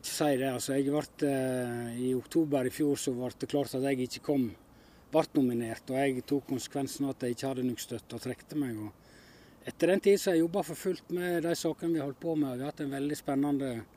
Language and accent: Norwegian; Hornindal, Norway; i heimefjella i Håndalen